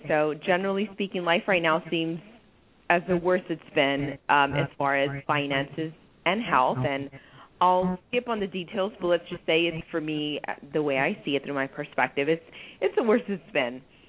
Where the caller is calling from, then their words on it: San Diego, California, United States; I'm calling from San Diego.